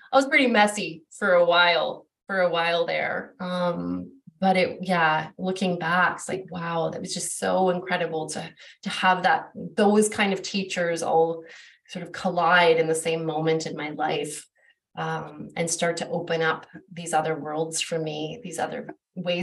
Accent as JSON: {"language": "English", "town": "Vancouver", "region": "British Columbia", "country": "Canada", "tie": "born or raised there", "said": "I grew up in Vancouver, which is like our biggest city here in British Columbia"}